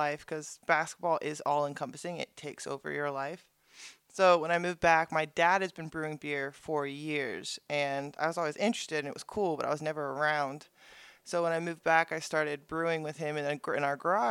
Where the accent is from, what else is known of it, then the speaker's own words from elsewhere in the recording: Ventura, California, United States; I grew up in Ventura.